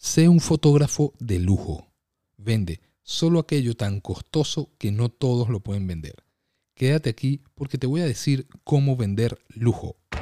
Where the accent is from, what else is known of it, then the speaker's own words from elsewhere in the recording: Venezuela; moved away as an adult; now in United States; Yo estudié y me gradué en Administración de Empresas en mi país, Venezuela